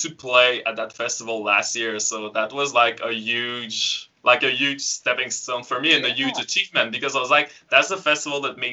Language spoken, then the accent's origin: English; Frampton, Quebec, Canada; So, I'm from Quebec. I grew up in the middle of nowhere with, you know, my only neighbors were probably tractors and cows and stuff like that. Yeah, I live really in a small village called Frampton.